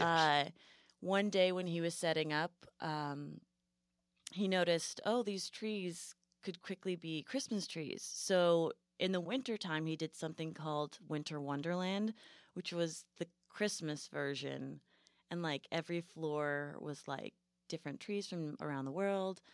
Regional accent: New England, United States; moved away; I grew up in New England, so I'm, like, a hardcore Yankee

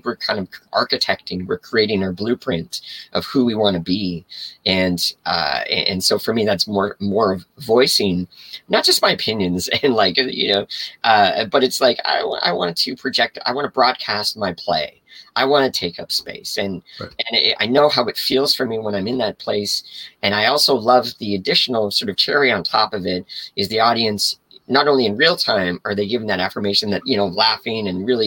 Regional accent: Canada; I'm also Canadian as well

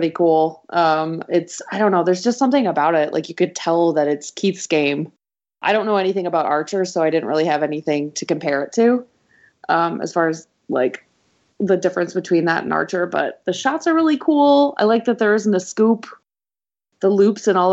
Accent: Canada; now in Chicago, United States; I'm Canadian

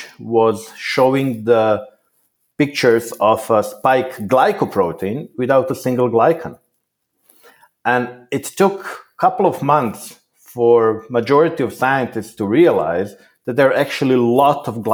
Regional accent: Croatia; I was born in Croatia

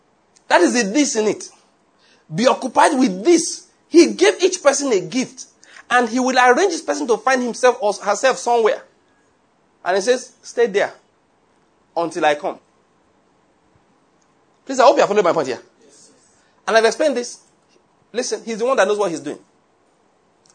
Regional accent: Nigeria; first language Yoruba; English is a second language; also born or lived in Liverpool; I can't pray in Yoruba language.

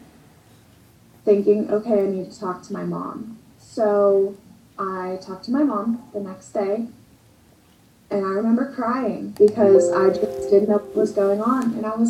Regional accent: Western Pennsylvania, United States; I'm from Western PA

